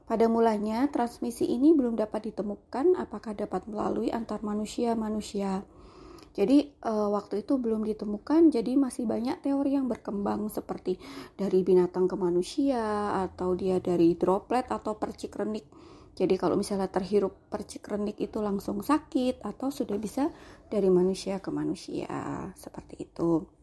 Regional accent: Yogyakarta, Special Region of Yogyakarta, Indonesia; now in Kebumen, Indonesia; Saat ini saya berdomisili di Kebumen, eh, walau saya aslinya Jogja

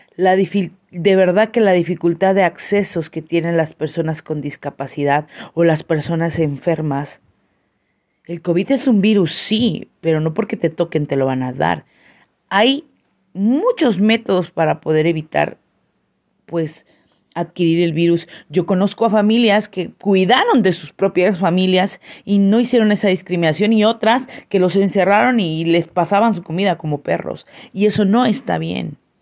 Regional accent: San Cristóbal de las Casas, Chiapas, Mexico; soy una chiapaneca orgullosa, san cristobalense, coletos nos dicen por acá

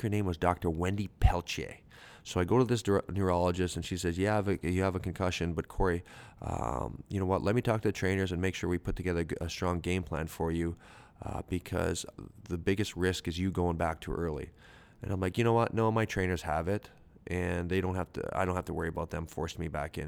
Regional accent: Canada; I'm a Canadian dude who, um, who has a high school education

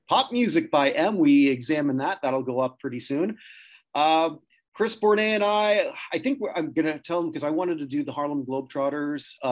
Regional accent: Canada

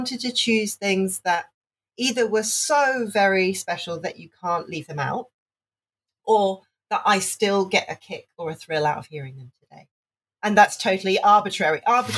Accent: Hong Kong; Okay, so I grew up in Hong Kong. And at that time in the 90s, Hong Kong was still a British colony.

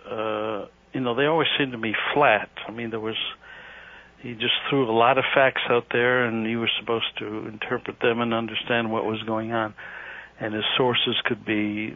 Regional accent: Los Angeles, California, United States; moved away as an adult; now in Washington, United States; I grew up in Los Angeles

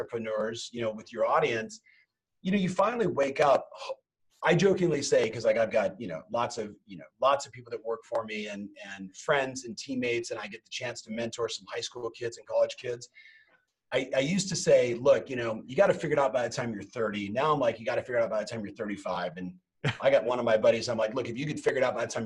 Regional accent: Southern California, United States; also born or lived in Huntington Beach; Born and raised in Southern California

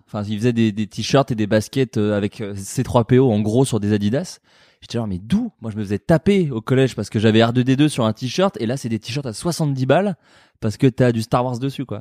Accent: Burgundy, Bourgogne-Franche-Comté, France; j'ai grandi en Bourgogne

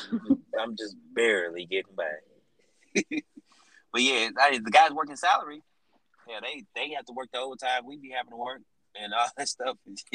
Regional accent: St. Louis, Missouri, United States; I'm from St. Louis, Missouri. I grew up in Baton with AJ.

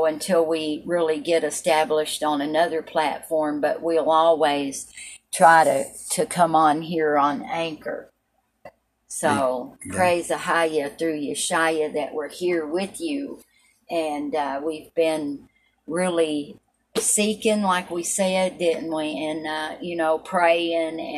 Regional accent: Appalachian mountains, Tennessee, United States; I was raised in the mountains in Tennessee. So were you, but I was raised a little bit more further into the mountains, the Appalachian

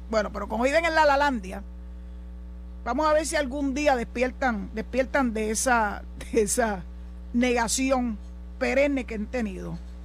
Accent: Puerto Rico

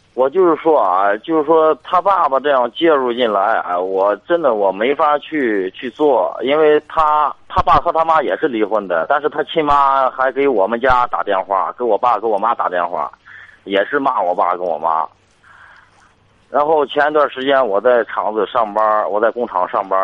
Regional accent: Shanghe, Shandong, China; moved away as an adult; now in Tianjin, China; 我老家是商河的，然后我在天津待了十五年了

